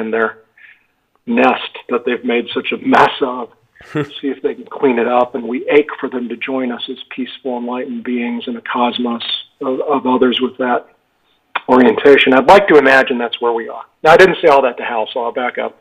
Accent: Park City, Utah, United States; Park City, Utah, my hometown

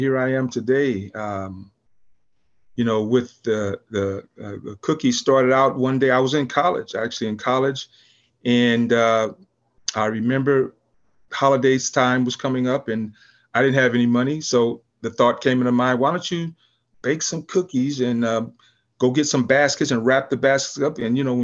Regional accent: California, United States; also born or lived in St. Louis, Missouri / San Pedro, California; I kind of was raised here in California

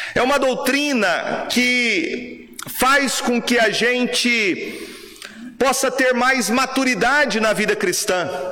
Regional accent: Brazil; nós, como brasileiros

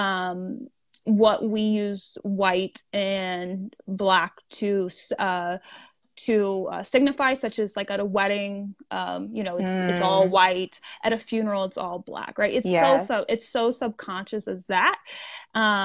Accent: United States

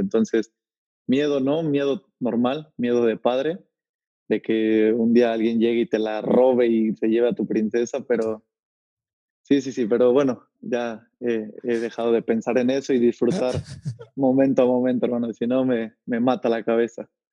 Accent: Tlalnepantla de Baz, State of Mexico, Mexico; moved away as an adult; also born or lived in Tultepec / Barrientos; now in Netherlands; Ahí viví unos cuantos años de mi niñez y de ahí ya fue que me regresó a Tlalnepantla, a San Rafael, que fue donde, donde crecí.

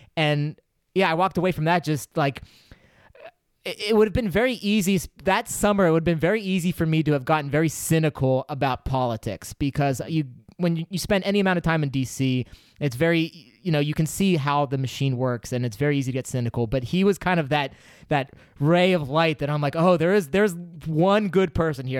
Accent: Pennsylvania, United States; I grew up in Pennsylvania.

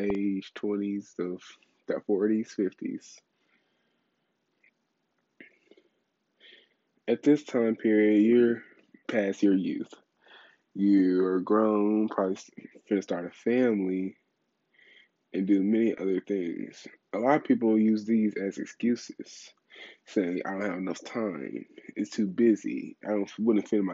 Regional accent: Louisiana, United States; I'm from Louisiana background, so I love anything Cajun.

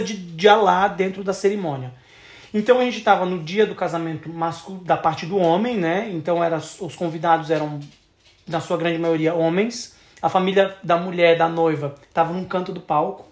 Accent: Santa Catarina, Brazil; eu sou de Santa Catarina

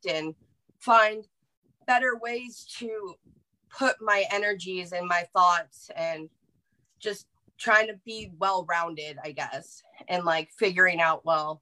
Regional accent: Central California, United States; I am from Central California, so kind of beachy area.

